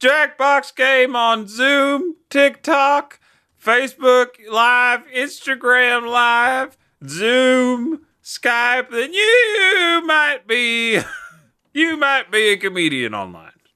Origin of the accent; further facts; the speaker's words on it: London, United Kingdom; I'm from South London.